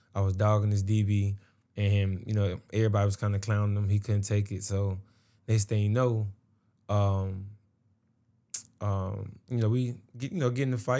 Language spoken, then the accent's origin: English; Atlanta, Georgia, United States; I was from Atlanta, you know, that's when I was born